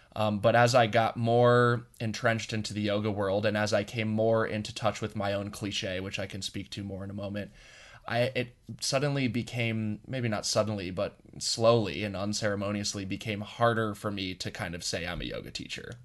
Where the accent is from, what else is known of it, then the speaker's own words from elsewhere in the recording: Boulder, Colorado, United States; I grew up in Boulder.